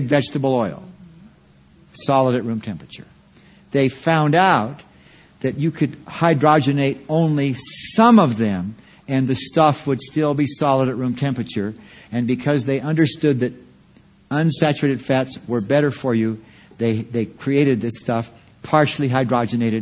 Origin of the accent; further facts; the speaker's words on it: Quincy, California, United States; I was raised in Quincy, California for some of the years.